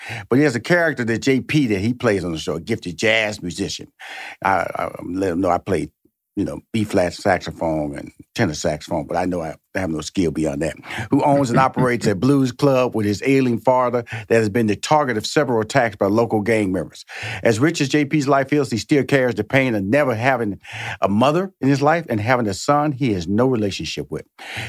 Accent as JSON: {"language": "English", "town": "Houston", "region": "Texas", "country": "United States", "also_born_or_lived": "New York", "said": "being the fact that I lived in New York 4 years, I'm originally from Houston, Texas. I lived in New York 4 years."}